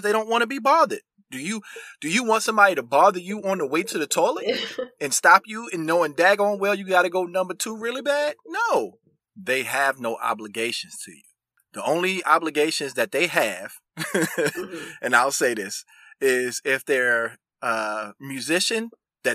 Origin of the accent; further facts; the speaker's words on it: United States; growing up around New York and New Jersey